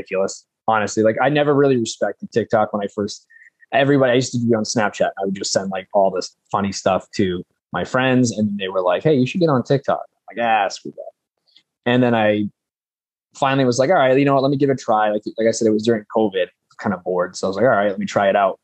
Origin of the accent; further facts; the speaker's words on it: Central Massachusetts, United States; I'm from Massachusetts. I'm from like Central Mass